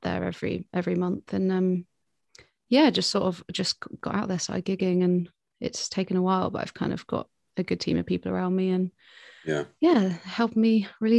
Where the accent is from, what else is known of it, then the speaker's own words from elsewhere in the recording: Brighton, South East England, United Kingdom; also born or lived in London / Cambridge; I was born in London, like kind of grew up around Cambridge and then moved to Brighton when I was quite young. So I went to school here